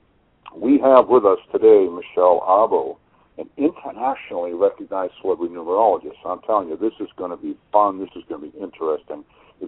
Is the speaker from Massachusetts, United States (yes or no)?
yes; Massachusetts, United States; moved away as an adult; now in Maine, United States; I grew up down in Massachusetts and moved up here almost 14 years ago.